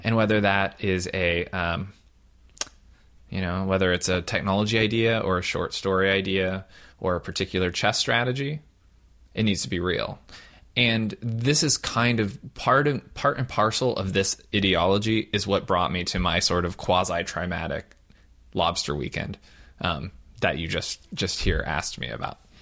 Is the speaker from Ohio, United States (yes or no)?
yes; Southern Ohio, United States; now in California, United States; I'm a Midwesterner from Southern Ohio